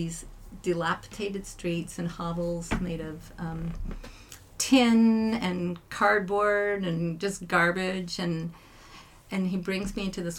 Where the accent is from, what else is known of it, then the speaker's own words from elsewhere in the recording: Abbotsford, British Columbia, Canada; also born or lived in Italy; I'm from Abbotsford, PC